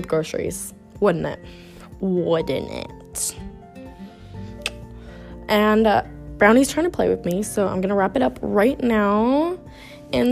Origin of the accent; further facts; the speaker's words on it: United States; moved away as an adult; now in Italy; we're American